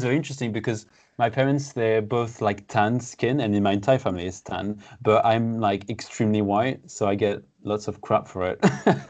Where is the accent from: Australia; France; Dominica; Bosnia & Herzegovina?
France; first language French and Portuguese; English is a second language; now in England; I was born in France